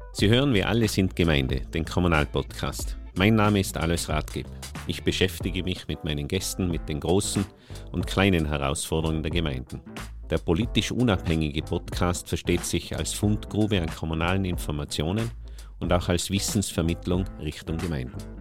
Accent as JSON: {"language": "German", "region": "Tyrol", "country": "Austria", "said": "ich als Tiroler"}